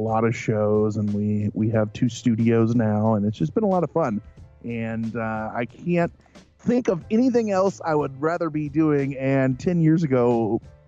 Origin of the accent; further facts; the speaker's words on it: Central Illinois, United States; I'm from Central Illinois. So if you walk out our back door, 100 feet away is the beginning of the cemetery.